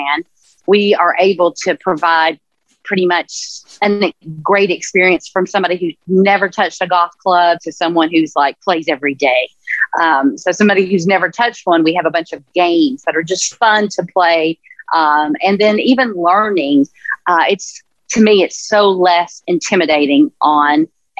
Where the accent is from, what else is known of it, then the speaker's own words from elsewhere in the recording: Tennessee, United States; moved away as an adult; now in Monterey, United States; I grew up in Tennessee and grew up in the Smoky Mountains, and first job was at Dollywood